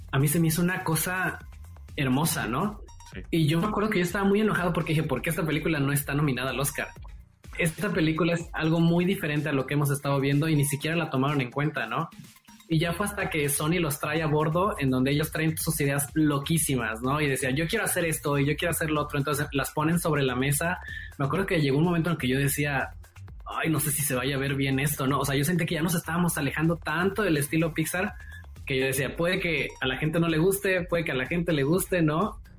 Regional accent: Mexico; pero sí somos algunos mexicanos.

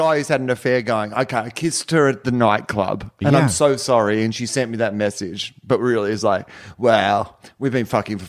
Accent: California, United States; from Marin.

